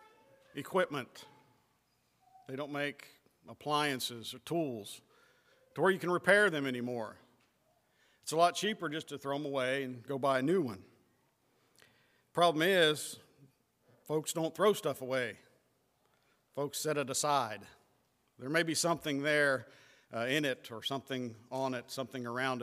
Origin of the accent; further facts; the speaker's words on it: West Virginia, United States; now in Ohio, United States; I was born and I was raised in West Virginia